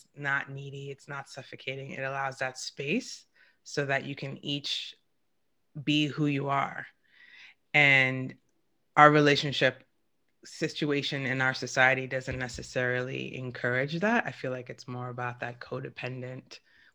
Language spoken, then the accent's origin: English; New York, United States; I have two brothers and I'm from New York, which is a pretty masculine city